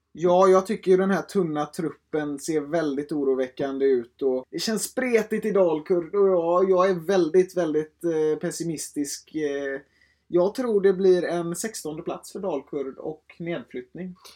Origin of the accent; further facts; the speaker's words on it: Gothenburg, Västra Götaland, Sweden; Jag är 18 år, från Göteborg